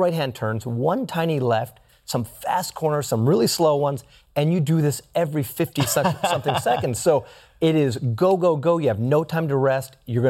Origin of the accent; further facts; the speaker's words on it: California, United States; moved away as an adult; now in Arizona, United States; I'm from California.